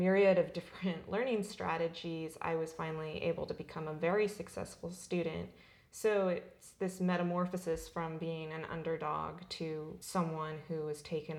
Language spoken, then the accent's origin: English; Southern California, United States; also born or lived in Albany, Oregon / Portland, Oregon; I was born in Albany, Oregon, and I was in the Portland metropolitan area for part of my childhood and then spent much of the rest of it in Southern California